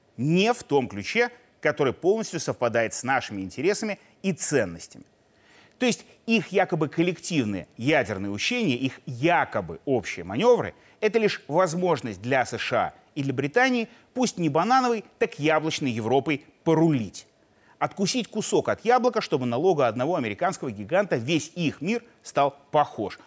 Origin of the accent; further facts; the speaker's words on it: Belarus; мы, белорусы, мирные люди